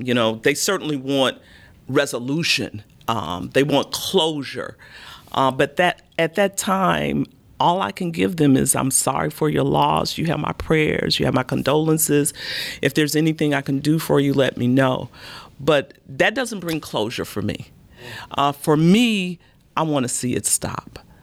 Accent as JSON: {"language": "English", "town": "Chicago", "region": "Illinois", "country": "United States", "tie": "born or raised there", "moved": "yes", "lives_now": "Baton Rouge, United States", "said": "I was born and raised in Chicago"}